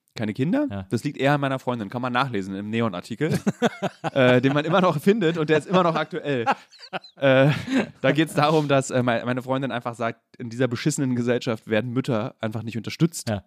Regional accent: Berlin, Germany; also born or lived in Friedrichshain, Berlin; ich bin in Lichtenberg groß geworden

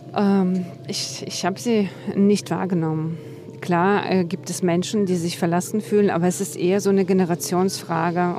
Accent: Western Ukraine, Ukraine; born or raised there; first language Russian; German is a second language; now in Berlin, Germany

